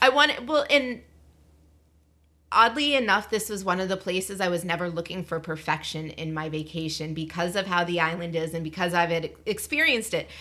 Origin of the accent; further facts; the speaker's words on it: Massachusetts, United States; I'm from Massachusetts